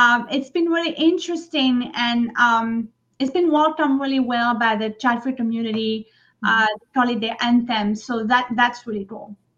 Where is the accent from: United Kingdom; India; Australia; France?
France; Provence-Alpes-Côte d'Azur; English is a second language; moved away as an adult; now in New York City, United States; I grew up in France